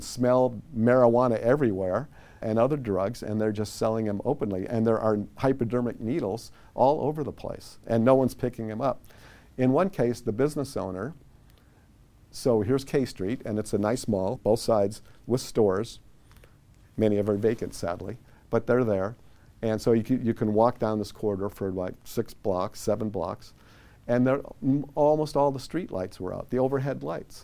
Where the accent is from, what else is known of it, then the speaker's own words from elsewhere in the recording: Chicago, Illinois, United States; moved away as an adult; now in Sacramento, United States; I grew up in Chicago under Mayor Richard J. Daley the first.